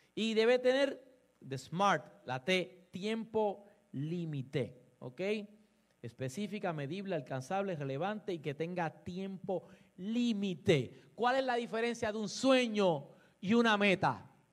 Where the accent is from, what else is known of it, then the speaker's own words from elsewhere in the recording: Puerto Rico; como decimos los boricuas